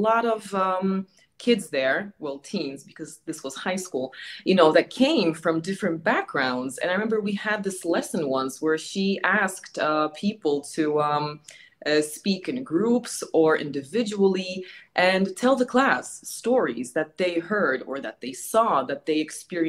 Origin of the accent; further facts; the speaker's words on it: New York City, New York, United States; accent: New Yorker; moved away as an adult; now in Warsaw, Poland; Well, I was born and raised in New York City, and that was where I was raised. I grew up there.